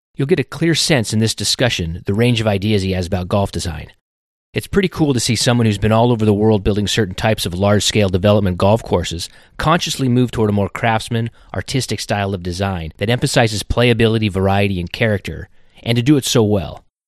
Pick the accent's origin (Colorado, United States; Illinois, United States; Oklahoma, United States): Colorado, United States; moved away as an adult; now in Southeastern United States; I grew up in Colorado